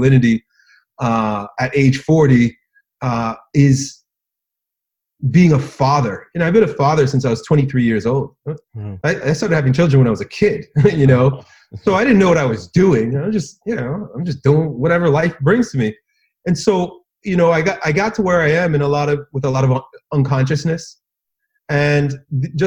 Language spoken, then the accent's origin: English; United States; I grew up in American public schools